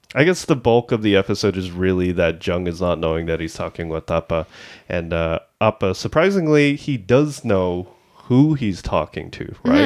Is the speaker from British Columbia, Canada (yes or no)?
no; Markham, Ontario, Canada; we're from Markham, which is a part of the G T